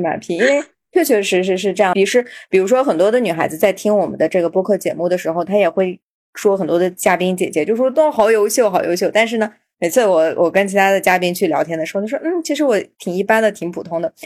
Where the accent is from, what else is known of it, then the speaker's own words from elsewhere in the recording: Xinjiang, China; moved away; 作为新疆人，我们在内地生活的时候